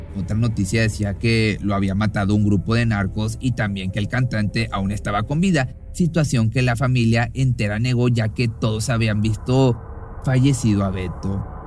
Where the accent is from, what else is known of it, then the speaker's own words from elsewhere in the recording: Nuevo León, Mexico; un pueblito del estado de Nuevo León, de México, aquí de donde soy.